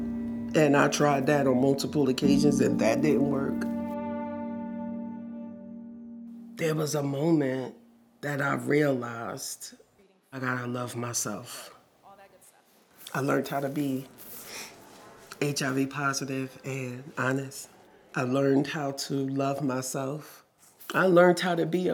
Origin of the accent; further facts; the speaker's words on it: Newark, New Jersey, United States; also born or lived in Irvington, New Jersey / Maplewood, New Jersey / Rahway, New Jersey; I was born and raised in Newark, in Irvington, New Jersey, and I raised my daughter in Maplewood, New Jersey